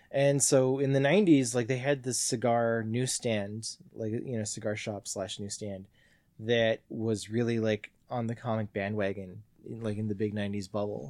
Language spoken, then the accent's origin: English; Mississauga, Ontario, Canada; also born or lived in Perth, Ontario; moved to Mississauga when I was two